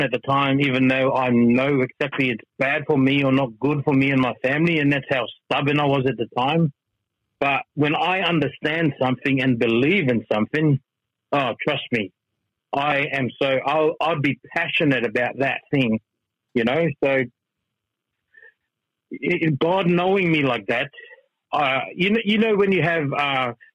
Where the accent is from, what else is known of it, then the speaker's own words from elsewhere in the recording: Melbourne, Victoria, Australia; moved away as an adult; we're from Melbourne